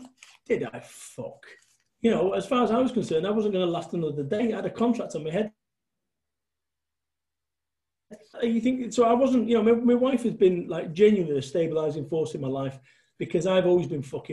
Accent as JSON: {"language": "English", "town": "Manchester", "region": "North West England", "country": "United Kingdom", "moved": "as an adult", "said": "I had to move away from Manchester"}